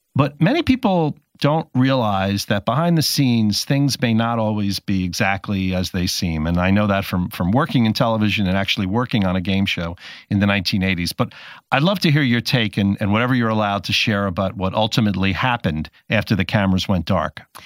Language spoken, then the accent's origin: English; New Jersey, United States; I grew up in New Jersey